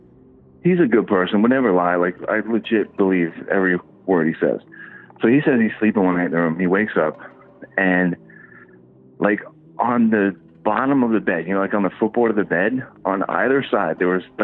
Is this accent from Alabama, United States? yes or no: no; Fort Lauderdale, Florida, United States; I grew up in Fort Lauderdale